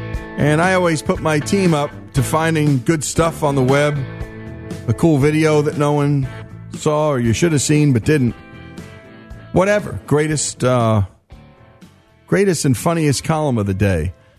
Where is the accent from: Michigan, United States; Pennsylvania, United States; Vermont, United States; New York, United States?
New York, United States; around; now in Oxford, Mississippi, United States; I grew up around New York. Listen to my accent. This does not exactly sound like a guy who grew up in Oxford, Mississippi.